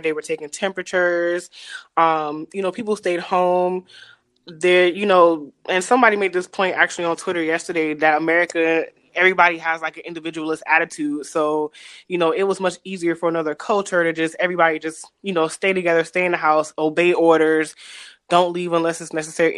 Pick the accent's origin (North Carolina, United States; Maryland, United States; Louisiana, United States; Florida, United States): Louisiana, United States; moved away as an adult; also born or lived in Houston / China; I'm originally from Louisiana.